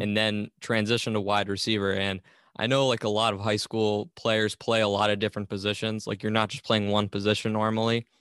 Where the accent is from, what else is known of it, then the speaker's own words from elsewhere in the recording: Portsmouth, Rhode Island, United States; my hometown of Portsmouth, Rhode Island